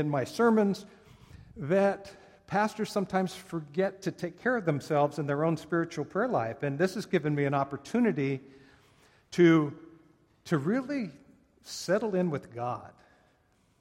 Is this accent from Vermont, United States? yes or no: no; Oakland, California, United States; I was born in Oakland, California